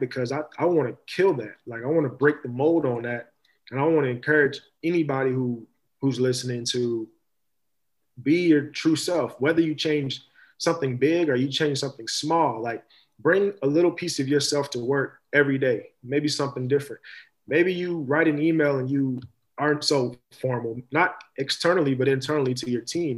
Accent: Louisville, Kentucky, United States; I'm from Louisville, Kentucky. I take great pride

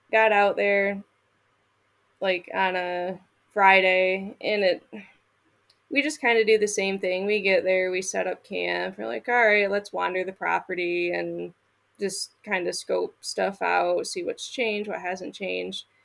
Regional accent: Michigan, United States; moved away; Up, growing up

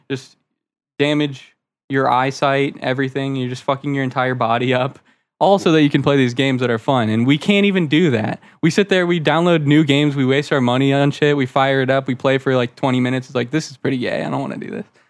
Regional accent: Florida, United States; born or raised there; also born or lived in Maryland

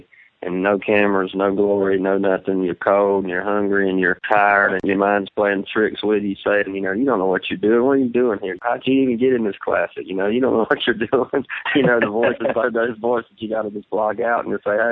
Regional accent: United States; growing up on Gaston and Smith Mountain

